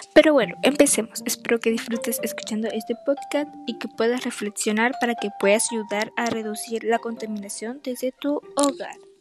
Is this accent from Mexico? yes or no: no; Peru; mi país, que es Perú